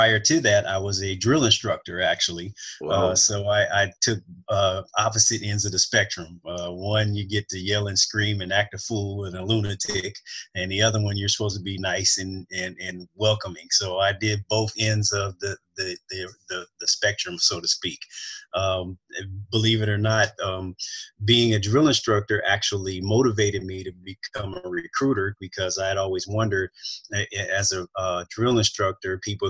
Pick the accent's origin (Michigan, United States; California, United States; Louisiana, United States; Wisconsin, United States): California, United States; Oakland; moved away as an adult; now in Southern California, United States; I grew up in Oakland, California